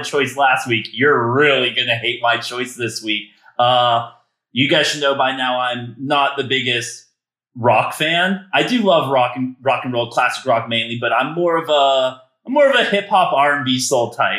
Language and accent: English; United States; I'm very good at being your American buffer